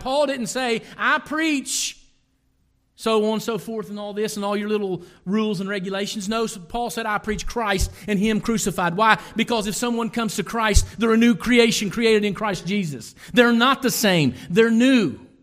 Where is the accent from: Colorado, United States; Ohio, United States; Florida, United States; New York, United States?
Ohio, United States; Lawrence County; I am from Lawrence County, Ohio